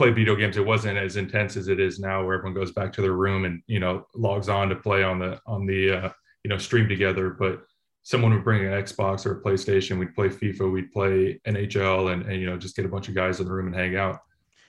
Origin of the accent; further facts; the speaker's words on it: Oakland, California, United States; I grew up in Oakland. I was an A's fan growing up, so I was playing at home for the hometown team